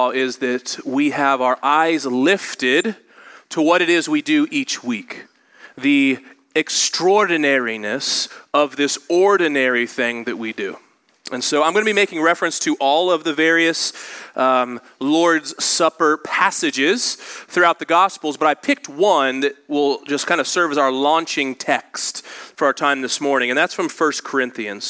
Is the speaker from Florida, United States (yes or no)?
no; Indianapolis, Indiana, United States; I grew up in Indianapolis